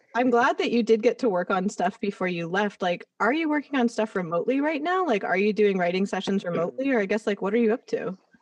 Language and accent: English; Los Angeles, California, United States; having grown up here, it's like I didn't have the perspective outside